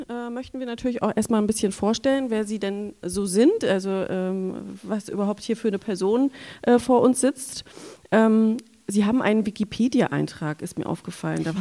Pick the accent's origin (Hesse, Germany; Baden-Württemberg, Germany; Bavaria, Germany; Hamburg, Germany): Hesse, Germany; Bad Schwalbach; Ich bin in Bad Schwalbach geboren, da wo die Schwälbchenmilch herkommt